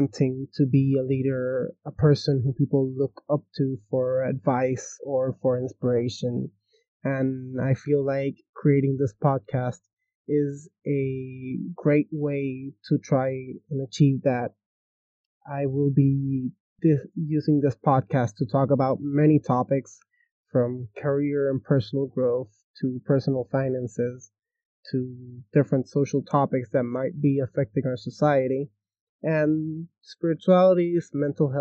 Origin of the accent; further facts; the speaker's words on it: Puerto Rico; I am from Puerto Rico